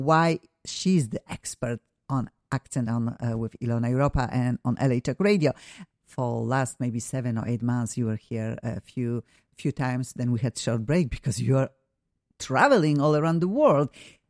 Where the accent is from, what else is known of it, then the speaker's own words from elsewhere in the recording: Poland; English is a second language; moved away; we are from Poland originally.